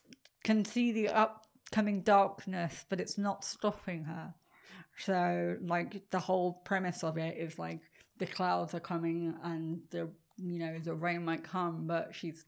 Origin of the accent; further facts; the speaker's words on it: England, United Kingdom; moved away; I'm English.